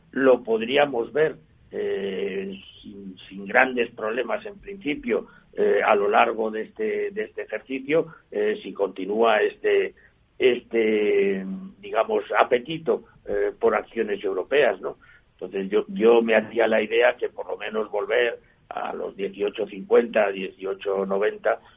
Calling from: Madrid, Community of Madrid, Spain; Soy … de Madrid y quisiera hacer unas preguntas sobre Nagas

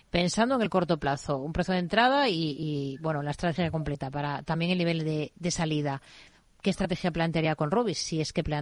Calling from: Pamplona, Navarre, Spain; de Pamplona.

